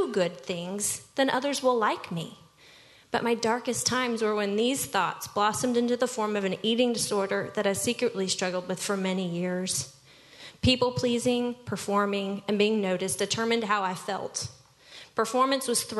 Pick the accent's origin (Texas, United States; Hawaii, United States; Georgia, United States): Texas, United States; Dallas; I was born and raised here in Dallas